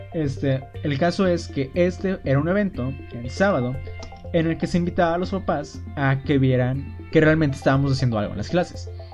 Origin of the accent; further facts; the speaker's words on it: Mexico; como buen mexicano